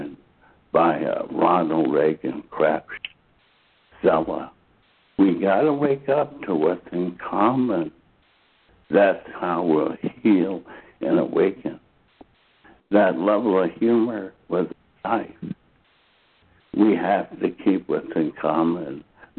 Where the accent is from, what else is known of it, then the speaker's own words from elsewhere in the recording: Dachau, Bavaria, Germany; moved away; I grew up outside of Dachau, Germany